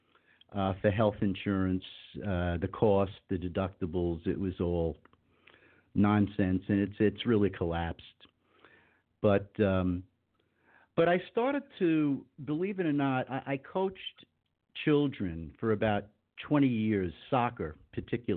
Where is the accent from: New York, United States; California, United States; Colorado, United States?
New York, United States; Long Island; moved away as an adult; also born or lived in Dallas / Denver; now in North Miami Beach, United States; I grew up in New York. In the 50s